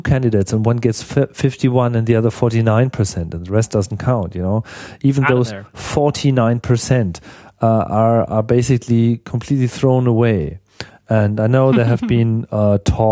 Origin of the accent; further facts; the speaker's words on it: Berlin, Germany; moved away as an adult; now in England, United Kingdom; I'm from Berlin